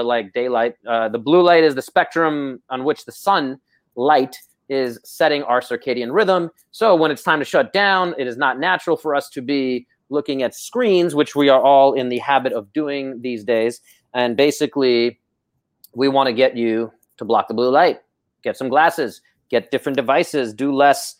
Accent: New York City, New York, United States; moved away; I grew up in Brooklyn

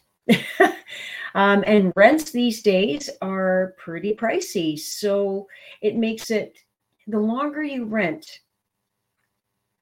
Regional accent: Brampton, Ontario, Canada; moved away as an adult; also born or lived in Toronto, Canada; now in Waterloo, Canada; I was born and raised in Brampton

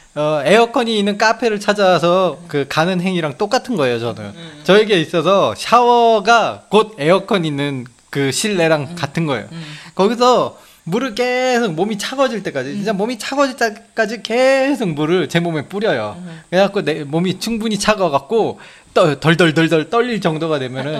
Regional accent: South Korea; now in Japan; 일본에 와서 저는 한국 사람이지만 일본에 와서 이제 앞으로 일본에 정착하길 정착할 예정이기 때문에

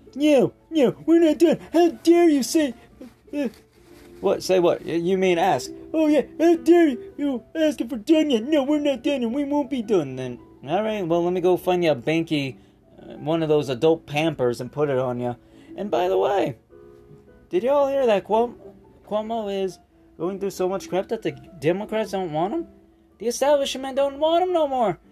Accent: United States; I'm an American.

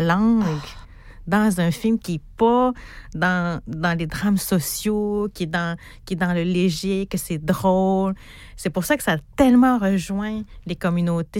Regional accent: Natashquan, Quebec, Canada; Je viens d'Atashkwan

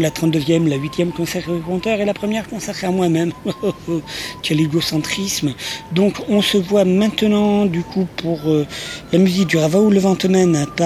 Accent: Nouvelle-Aquitaine, France; j'ai grandi dans le Nord Gironde, donc entre Blaye et Saint-Émilion. Et je suis arrivé en Béarn il y a un peu plus d'un an maintenant

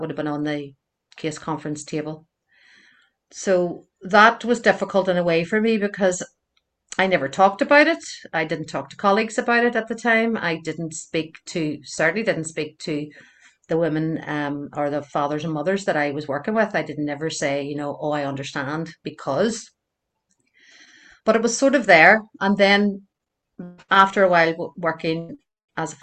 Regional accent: Belfast, Northern Ireland, United Kingdom; I grew up in North Belfast, and I'm still here.

